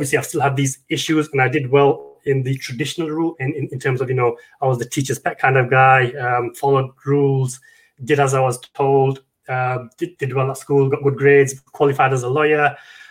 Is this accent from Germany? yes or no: no; United Kingdom; I'm from the UK.